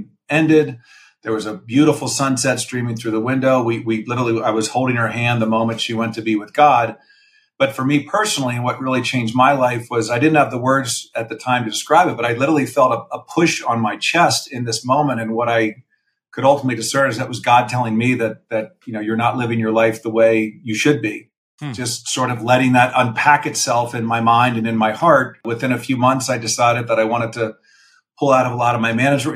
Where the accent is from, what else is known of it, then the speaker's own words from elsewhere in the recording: Philadelphia, Pennsylvania, United States; born and raised in the Philadelphia area